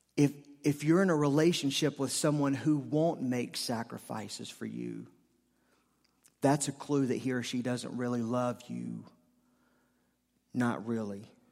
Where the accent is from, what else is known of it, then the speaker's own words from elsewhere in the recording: Charlotte, North Carolina, United States; I'm from Charlotte